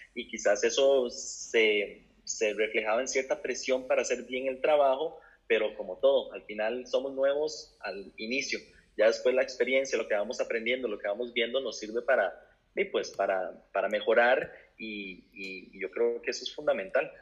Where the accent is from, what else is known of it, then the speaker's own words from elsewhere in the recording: Costa Rica; moved away as an adult; now in Spain; soy periodista de Costa Rica